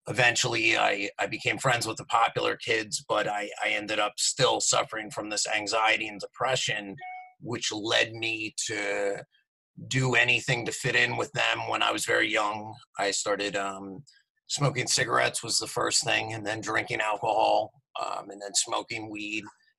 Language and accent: English; Morristown, New Jersey, United States; I'm from New Jersey. I grew up in southern New Jersey, right outside of Philadelphia, in a town called Morristown, New Jersey